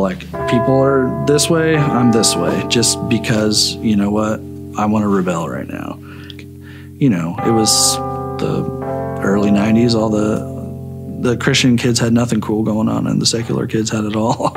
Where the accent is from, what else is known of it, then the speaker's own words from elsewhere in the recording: Shelbyville, Illinois, United States; moved away as an adult; also born or lived in Effingham, Illinois; now in Champaign, United States; I'm from Shelbyville, Illinois originally, but I live in Champaign and have kind of lived all over the country.